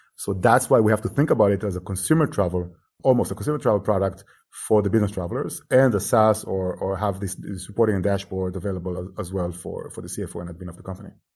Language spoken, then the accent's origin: English; Israel; moved away as an adult; now in Barcelona, Spain; I'm from Israel, actually, originally, and I moved here ten years ago, initially to study